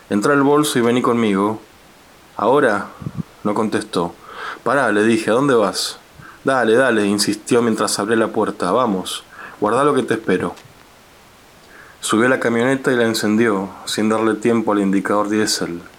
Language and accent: Spanish; General Roca, Río Negro, Argentina; now in Buenos Aires, Argentina; soy escritor, crecí en Roca y vivo en Buenos Aires